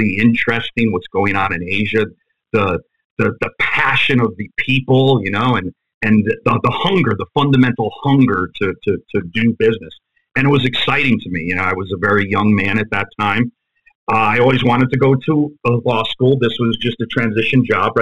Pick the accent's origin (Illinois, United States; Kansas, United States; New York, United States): New York, United States; New York City; moved away; also born or lived in Fairfield, Connecticut / West Haven, Connecticut / New Haven, Connecticut / South Korea; I'm from Ozone Park. I was brought up in Ozone Park. That's a part of Queens. My family moved around. We moved from that area, and we ended up going to Fairfield, Connecticut area, West Haven, New Haven, Connecticut area